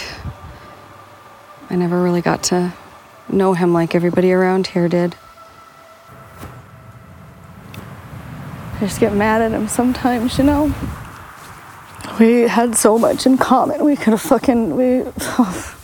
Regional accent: Cleveland, Ohio, United States; moved away; growing up in Cleveland back in the 70s

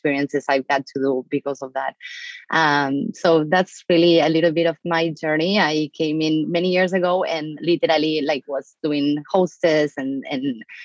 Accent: Argentina; English is a second language; moved away as an adult; now in United States; I'm an immigrant from Argentina. I was born and raised in Argentina.

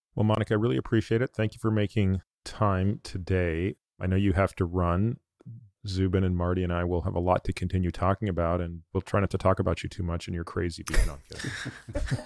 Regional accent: Toronto, Ontario, Canada; moved away; my home province where I grew up, Ontario, I grew up in Toronto

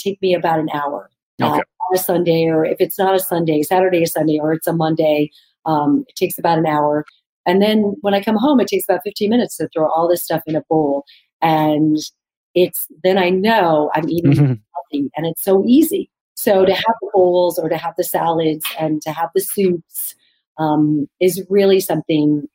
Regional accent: Arizona, United States; also born or lived in New York; now in Los Angeles, United States; I love Mexican food because of growing up in Arizona

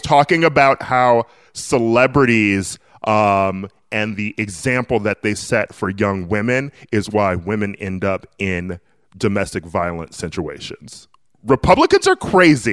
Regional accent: Milwaukee, Wisconsin, United States; I'm from Wisconsin

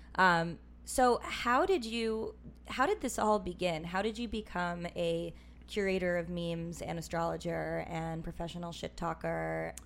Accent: New York City, New York, United States; also born or lived in Minnesota / Los Angeles; I'm from New York City

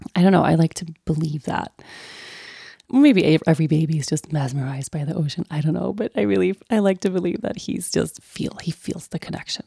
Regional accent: Sweden; moved away; growing up in Sweden

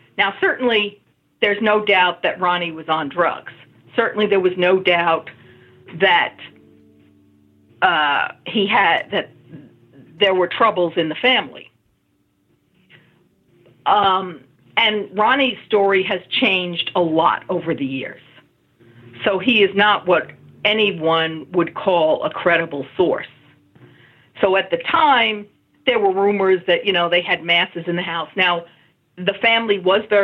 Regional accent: New York City, New York, United States; now in Massachusetts, United States; My hometown of College Point, Queens

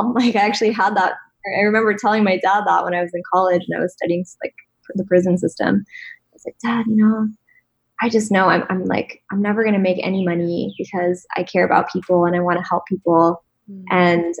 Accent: East Coast, United States; I grew up on the East Coast where it was like very, just a different kind of like

